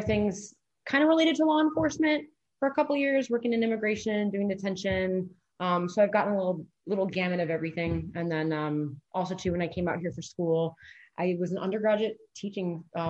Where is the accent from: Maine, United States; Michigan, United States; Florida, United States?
Michigan, United States; Detroit; moved away as an adult; now in Arizona, United States; I'm originally from Detroit, Michigan. I moved out to Arizona to go to graduate school at ASU.